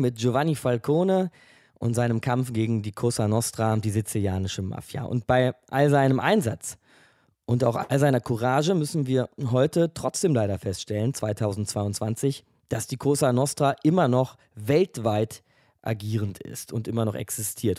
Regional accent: Germany; bei uns in Deutschland

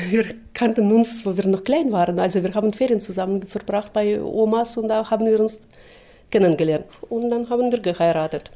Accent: Saint Petersburg, Russia; German is a second language; moved away as an adult; also born or lived in Wünsdorf, Brandenburg, Germany; now in Germany; wurde dann 1964 in Leningrad geboren

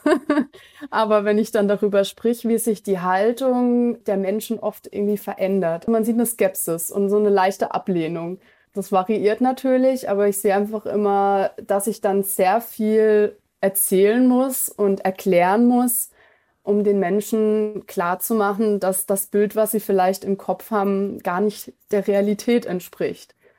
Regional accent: Germany; wir bezeichnen uns selber auch als Deutsche

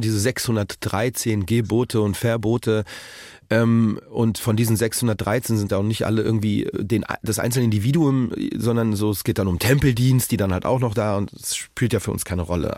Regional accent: Berlin, Germany; Currywurst als Berliner

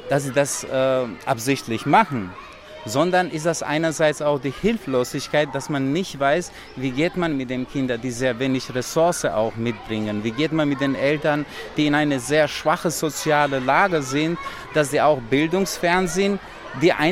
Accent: Kosovo; first language Romani; German is a second language; moved away as an adult; now in Germany; Also ich spreche äh, meine Muttersprache, Romanes. Ich bin zur Schule damals Serbisch gegangen. Ich lebte aber an einem Ort, wo Albaner und türkische Minderheit gelebt haben.

